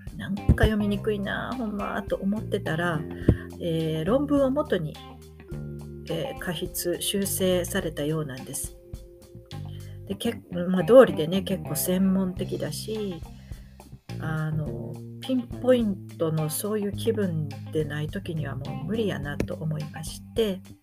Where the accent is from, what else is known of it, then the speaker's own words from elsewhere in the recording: Japan; moved away; 日本の実家に里帰りした